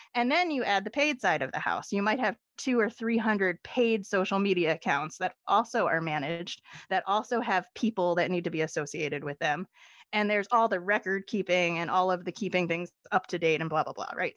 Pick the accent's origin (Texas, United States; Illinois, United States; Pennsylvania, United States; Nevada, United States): Pennsylvania, United States; Philadelphia; moved away; I am from Philadelphia originally